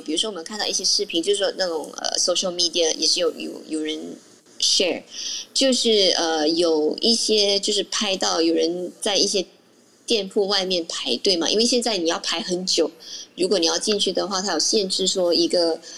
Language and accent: Chinese; Malaysia; 当然我是马来西亚人